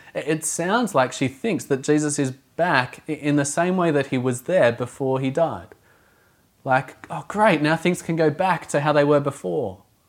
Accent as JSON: {"language": "English", "country": "Australia", "moved": "yes", "lives_now": "Auckland, New Zealand", "said": "I'm not from Auckland originally, from a coastal region of Australia. I come from a surf culture."}